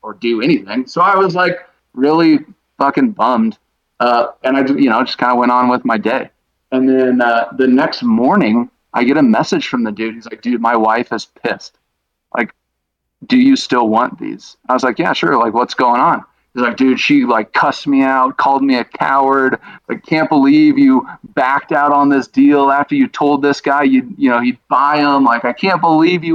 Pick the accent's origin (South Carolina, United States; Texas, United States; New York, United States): Texas, United States; Dallas; now in Colorado, United States; I'm from Dallas